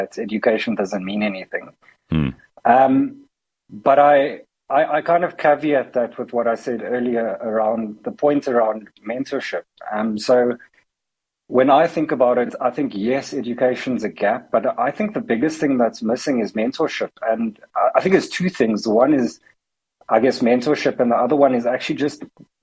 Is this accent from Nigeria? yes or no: no; Cape Town, Western Cape, South Africa; I grew up in Cape Town.